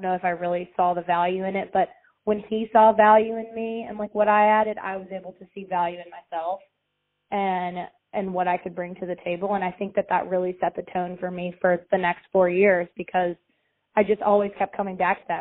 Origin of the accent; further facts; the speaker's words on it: Tuscaloosa, Alabama, United States; so I grew up in Tuscaloosa, Alabama, where the University of Alabama is